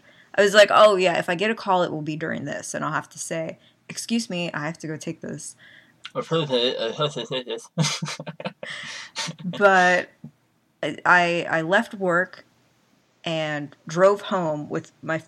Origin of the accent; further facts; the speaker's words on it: Pennsylvania, United States; I'm from Pennsylvania